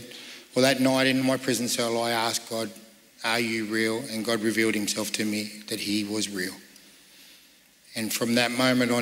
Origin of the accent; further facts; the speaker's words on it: Sydney, New South Wales, Australia; I grew up in Sydney